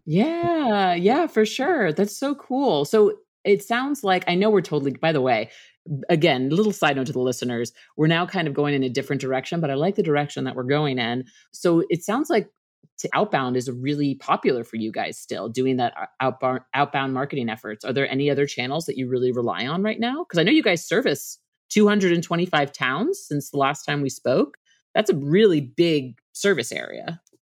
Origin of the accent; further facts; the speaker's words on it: Northeast, United States; I'm from the Northeast as well